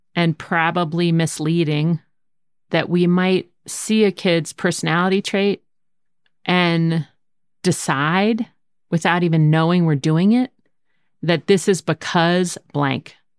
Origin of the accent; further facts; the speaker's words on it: outside of Philadelphia, Pennsylvania, United States; When we were growing up outside of Philadelphia